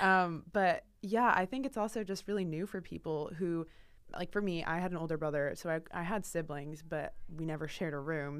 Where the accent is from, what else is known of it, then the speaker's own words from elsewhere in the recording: Portland, Oregon, United States; moved away as an adult; now in Boston, United States; I'm from Portland, Oregon, so the complete opposite side of the country, and when I moved here for school